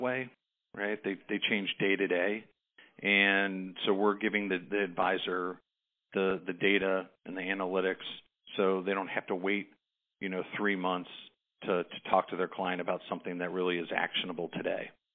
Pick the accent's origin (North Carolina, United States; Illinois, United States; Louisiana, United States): Illinois, United States; Chicago; growing up in Chicago